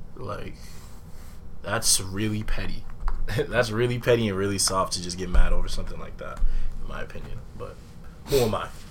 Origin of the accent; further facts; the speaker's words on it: Medford, Massachusetts, United States; I'm from Medford, but you know, I'm from the block RSP 134